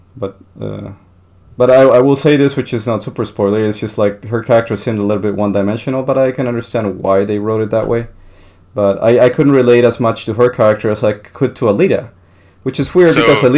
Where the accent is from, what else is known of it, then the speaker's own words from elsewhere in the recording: Colombia; moved away; growing up in Colombia